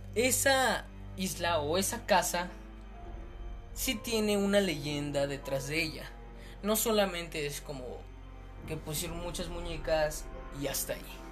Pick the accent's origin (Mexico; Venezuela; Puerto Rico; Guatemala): Mexico; como yo soy mexicano, viví mi niñez con esa